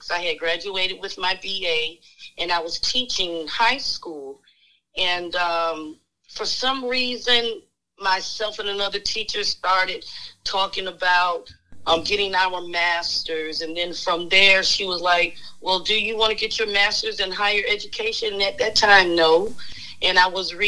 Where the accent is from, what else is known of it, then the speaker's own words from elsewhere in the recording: Florida, United States; also born or lived in Shreveport, Louisiana; I was born and raised in Florida.